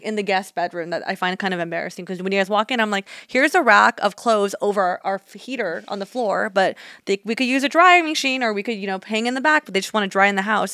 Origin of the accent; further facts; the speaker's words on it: Union City, California, United States; I grew up in Union City, and Union City is in Northern California